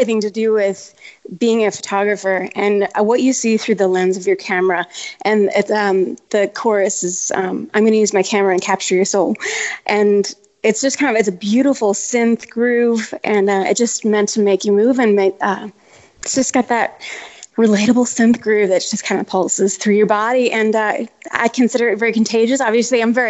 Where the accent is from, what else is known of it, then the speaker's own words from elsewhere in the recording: Minnesota, United States; now in Austin, United States; I'm originally from Minnesota, up where you're at right now